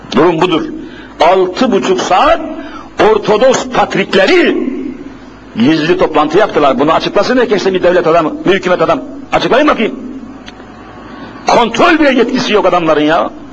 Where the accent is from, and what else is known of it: Bingöl, Bingöl Province, Turkey; born or raised there; moved away